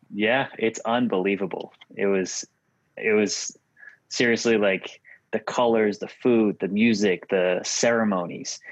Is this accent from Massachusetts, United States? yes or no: yes; Massachusetts, United States; moved away as an adult; also born or lived in Virginia / New York / Oklahoma / Tennessee; Born and raised in Massachusetts, lived in a bunch of other states from Virginia, New York, Oklahoma, Tennessee, Kentucky, Illinois, California